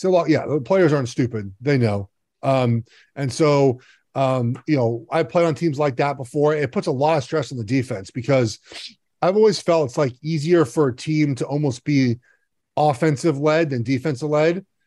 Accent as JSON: {"language": "English", "town": "Los Angeles", "region": "California", "country": "United States", "tie": "born or raised there", "said": "I grew up in Los Angeles"}